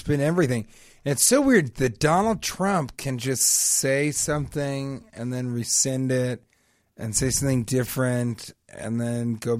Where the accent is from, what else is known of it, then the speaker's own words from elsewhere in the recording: Denver, Colorado, United States; growing up in Denver